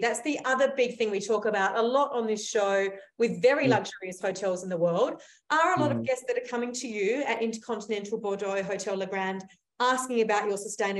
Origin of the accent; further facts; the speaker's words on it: Australia; I come from Australia, I'm Australian.